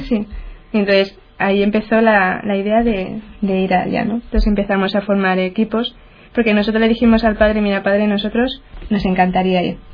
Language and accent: Spanish; Getafe, Community of Madrid, Spain; yo soy de Getafe, pertenece a Madrid